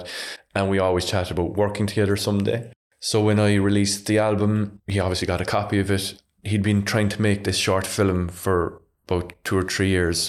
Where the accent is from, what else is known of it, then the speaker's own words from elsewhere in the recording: Ardfield, Munster, Ireland; I'm from Ardfield, so pretty much every morning I'd open my curtains and I'd see the, the Galli Lighthouse